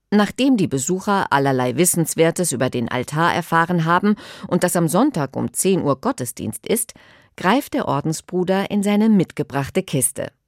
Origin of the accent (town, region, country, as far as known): Kiel, Schleswig-Holstein, Germany